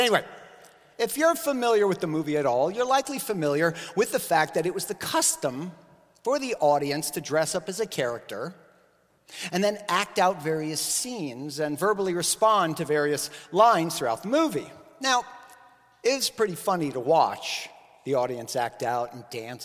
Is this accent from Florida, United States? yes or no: yes; Miami, Florida, United States; I grew up in Miami